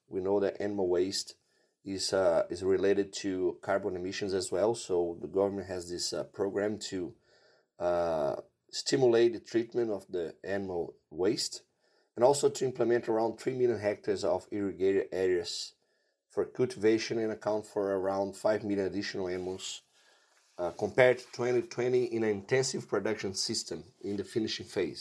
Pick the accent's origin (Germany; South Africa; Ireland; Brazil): Brazil; also born or lived in Davis, California / Iowa; I am from Brazil